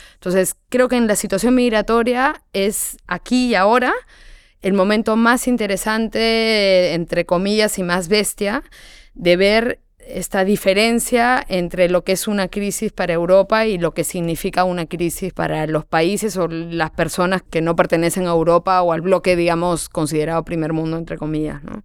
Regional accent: Peru; moved away; siendo peruana

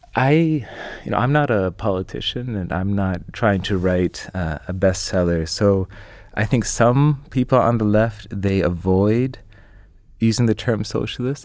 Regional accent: Canada; I'm Canadian

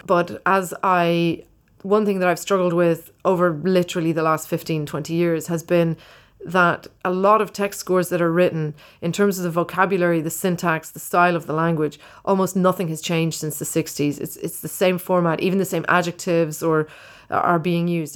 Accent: Ireland; when I was growing up in Ireland, it was very poor.

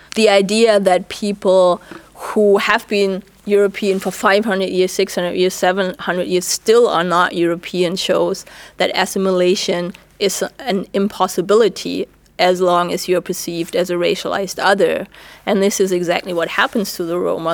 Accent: Germany; English is a second language; moved away as an adult; now in United States; the experience for me and for many other black Germans

